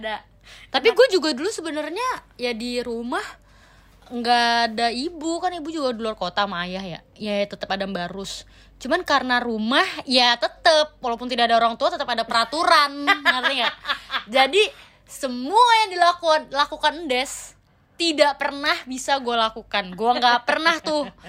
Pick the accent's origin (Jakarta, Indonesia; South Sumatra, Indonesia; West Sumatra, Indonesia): Jakarta, Indonesia; gue itu dari gue TK sampai gue kuliah sampai sekarang gue nggak pernah keluar dari Jakarta